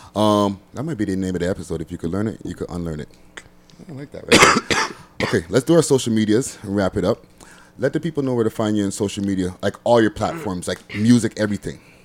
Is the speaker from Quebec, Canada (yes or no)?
yes; Montreal, Quebec, Canada; moved away as an adult; now in Toronto, Canada; I'm originally from Montreal. Okay. I, am an old ass nigga. I spent 20 years over there, and then I spent another 20. In, no, I spent 22 years there